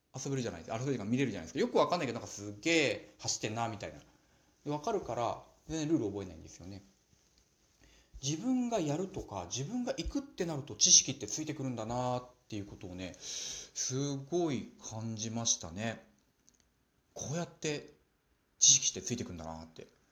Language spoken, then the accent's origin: Japanese; Nagano, Japan; also born or lived in Osaka / Tokyo; now in Morioka, Japan; 私の実家長野県